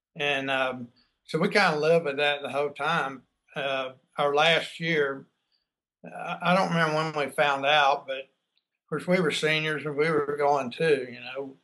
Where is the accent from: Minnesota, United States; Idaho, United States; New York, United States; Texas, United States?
Texas, United States; also born or lived in Baton Rouge, Louisiana; growing up here in Texas, um, back then, we, this was in the, you know, well, I was in high school during the early 70s